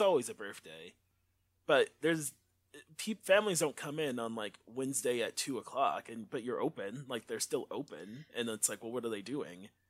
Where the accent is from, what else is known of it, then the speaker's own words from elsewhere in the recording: Detroit, Michigan, United States; also born or lived in Inkster, Michigan / Grand Rapids, Michigan; I grew up in Inkster and Detroit 'cause my parents were divorced